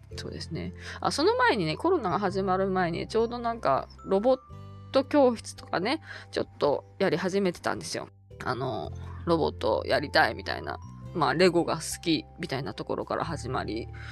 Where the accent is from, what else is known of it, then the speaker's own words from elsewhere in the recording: Tohoku, Japan; moved away; 私はもともと、あの、こちらの人間ではなくて、東北の生まれなので